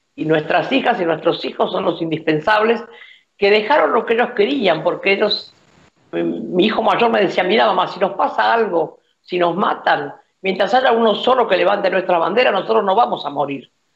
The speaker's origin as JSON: {"language": "Spanish", "country": "Argentina", "said": "Yo me siento más que argentino latinoamericana"}